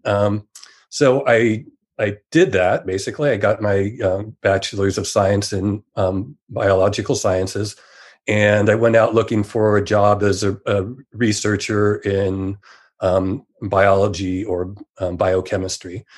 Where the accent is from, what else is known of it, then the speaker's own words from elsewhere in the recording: San Jose, California, United States; I grew up in Silicon Valley